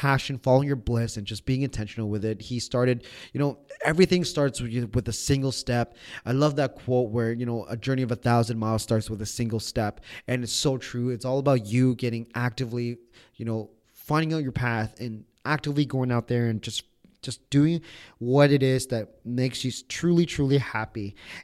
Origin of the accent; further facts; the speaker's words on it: Toronto, Ontario, Canada; we're from Toronto